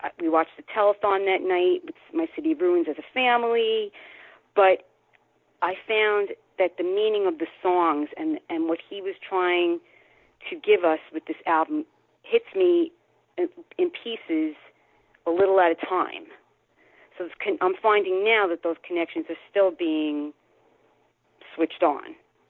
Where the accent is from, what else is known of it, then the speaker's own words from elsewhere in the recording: Yorktown Heights, New York, United States; I'm from Yorktown Heights, New York, a lifelong … fan.